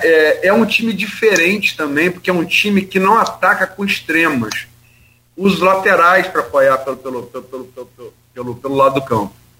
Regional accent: Brazil; eu sou brasileiro

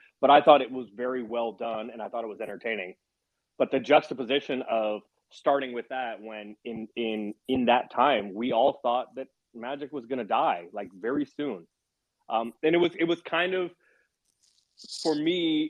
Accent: San Francisco, California, United States; I grew up a Warriors fan. I grew up in San Francisco, but I was a huge NBA fan

